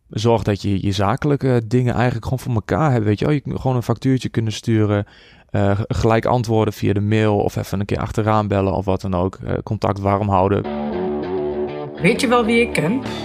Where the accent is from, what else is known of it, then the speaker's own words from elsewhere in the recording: Borculo, Gelderland, Netherlands; also born or lived in Enschede; Ik kom uit Borkelo. Daar ben ik opgegroeid.